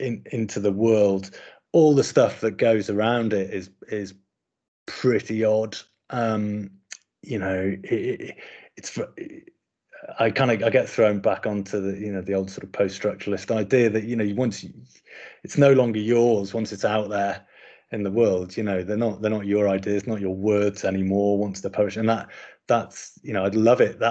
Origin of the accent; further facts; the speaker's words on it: Sunderland, North East England, United Kingdom; I grew up in Sunderland, and so was kind of really, you know, familiar with the dialect